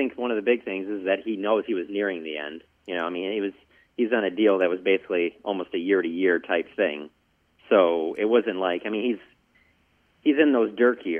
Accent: Michigan, United States; Just growing up in Michigan

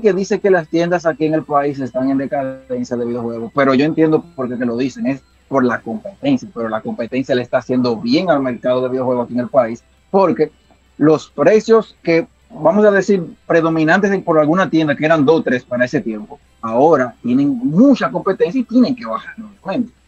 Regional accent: Dominican Republic; somos dominicanos

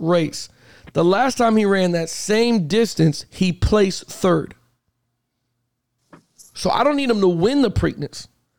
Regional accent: Florida, United States; I'm raised and born and raised in Florida.

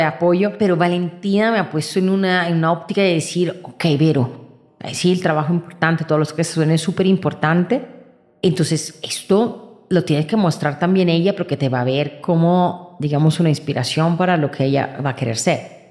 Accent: Italy; moved away; Yo vengo de Italia

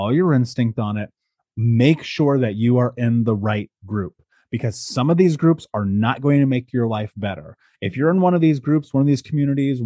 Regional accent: United States; moved away; growing up in America and now having traveled the world and lived in 12 countries

